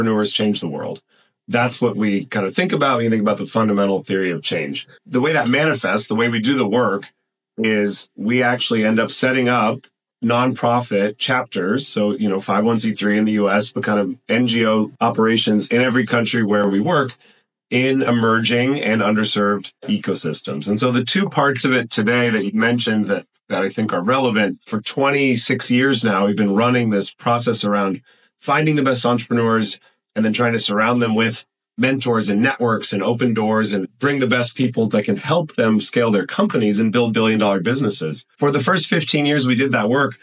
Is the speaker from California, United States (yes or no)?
yes; California, United States; also born or lived in Buenos Aires, Argentina; having grown up here in California, near Silicon Valley